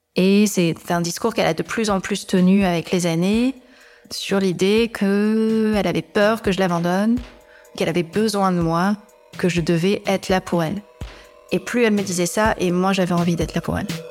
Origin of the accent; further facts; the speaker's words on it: Amiens, Hauts-de-France, France; je suis née à Amiens, donc où je vis toujours